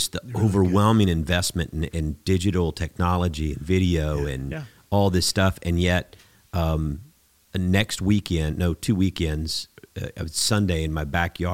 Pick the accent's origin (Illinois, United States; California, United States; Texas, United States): Texas, United States; also born or lived in Houston; we're from Texas